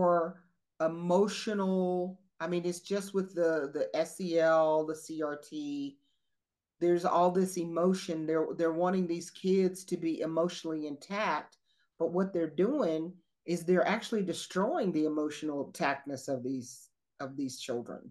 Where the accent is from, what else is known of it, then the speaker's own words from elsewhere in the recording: the South, United States; we're from the South